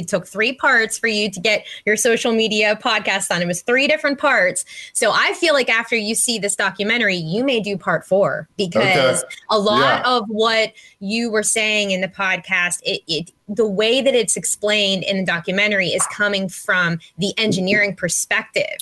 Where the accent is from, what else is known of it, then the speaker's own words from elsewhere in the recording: Pittsburgh, Pennsylvania, United States; I'm from Pittsburgh, so we love our sports here